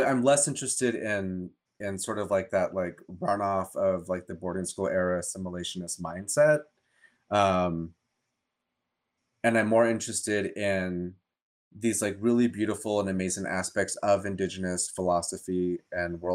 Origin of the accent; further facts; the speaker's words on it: New Mexico, United States; moved away as an adult; now in Portland, United States; growing up in New Mexico